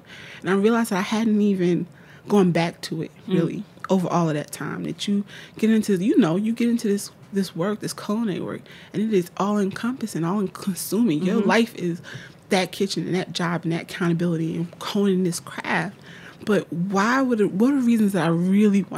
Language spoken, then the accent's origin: English; Newark, New Jersey, United States; I'm from Newark, New Jersey